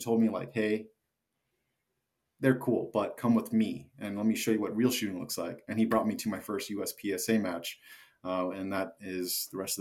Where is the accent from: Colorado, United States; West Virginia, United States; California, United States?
California, United States; Orange County, Southern; also born or lived in Las Vegas, Nevada; now in Dallas, United States; Grew up in California in SoCal, Orange County